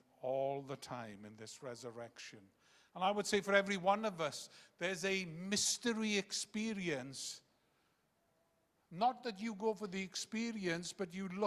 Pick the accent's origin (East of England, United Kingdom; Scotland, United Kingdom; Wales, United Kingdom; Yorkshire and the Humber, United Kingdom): Wales, United Kingdom; first language Welsh; English is a second language; I came from a very Welsh nationalistic background. I couldn't speak a word of English till I was 11